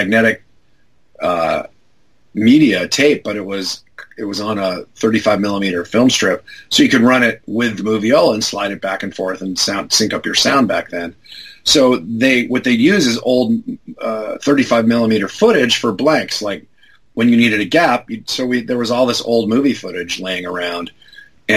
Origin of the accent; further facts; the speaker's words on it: Los Angeles, California, United States; I grew up in L.A. So I grew up in Van Nuys